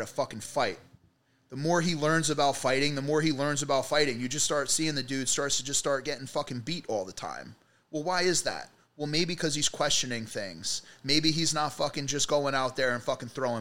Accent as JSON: {"language": "English", "region": "New Jersey", "country": "United States", "tie": "born or raised there", "also_born_or_lived": "Middlesex County, New Jersey / Monmouth County, New Jersey", "said": "I grew up in Jersey my whole life."}